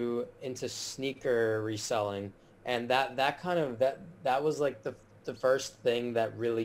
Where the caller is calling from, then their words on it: Miami, Florida, United States; I'm calling in from my apartment in Miami. I currently attend the University of Miami, so I live off campus right now